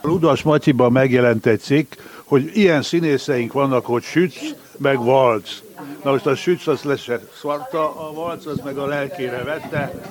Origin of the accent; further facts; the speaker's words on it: Budapest, Hungary; itt születtünk Budapesten, mind a ketten